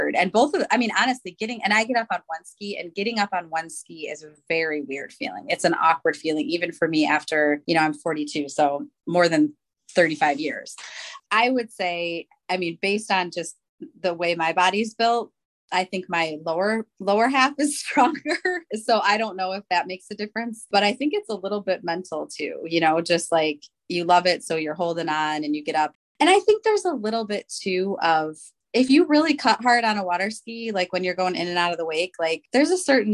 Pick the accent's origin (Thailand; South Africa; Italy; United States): United States; Port Huron, southern Michigan; moved away as an adult; now in Zionsville, Indiana, United States; I was born in Port Huron, Michigan, which is, you know, right on the water.